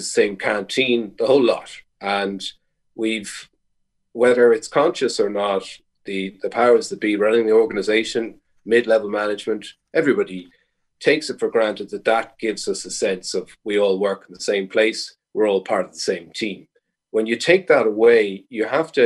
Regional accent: Ireland

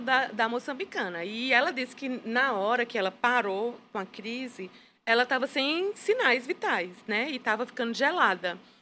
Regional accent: Petrolina, Pernambuco, Brazil; moved away as an adult; also born or lived in Campina Grande / Angola; eu sou natural de Petrolina, Pernambuco

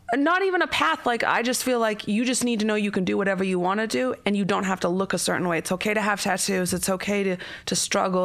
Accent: Canada; I'm Canadian, I grew up in the middle of nowhere in Canada

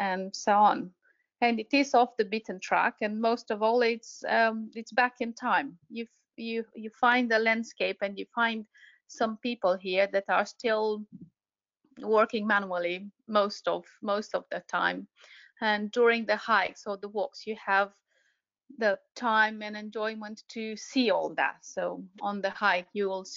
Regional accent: central east Romania, Romania; I'm from Romania, yes. Did my school here, and yeah, born and raised.

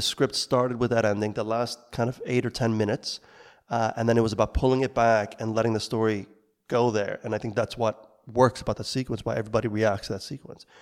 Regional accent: New York, United States; moved away as an adult; I grew up in New York, making films, trying to recreate what we saw on, in the, in the cinema at the time as teenagers in Brooklyn

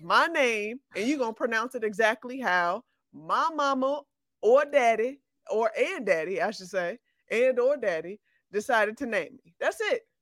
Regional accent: Chicago, Illinois, United States; I'm from Chicago

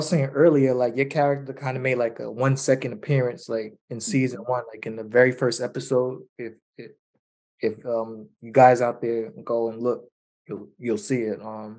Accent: New York City, New York, United States; Bushwick in the house right here.

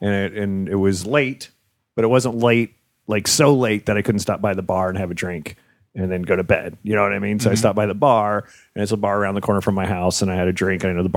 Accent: New Jersey, United States; He played for the Giants. Son. I grew up in Jersey.

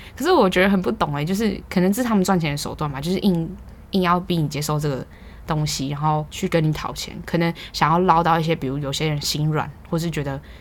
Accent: Taiwan; 我们两个台湾人

